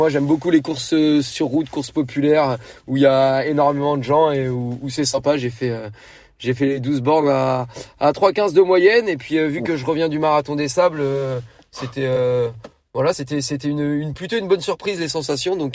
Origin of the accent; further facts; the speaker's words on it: Hérouville-Saint-Clair, Normandy, France; now in Caen, France; J'habite à Caen. Je viens de Caen, je suis né à Caen, j'ai grandi à Hérouville-Saint-Clair et euh, maintenant j'habite euh, de nouveau à Caen.